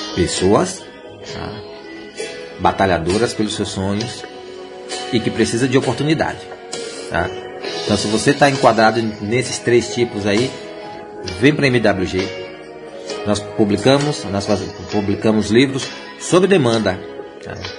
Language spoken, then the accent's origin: Portuguese; Jequié, Bahia, Brazil; Jequié é minha terra. Tá? É minha terra, Bahia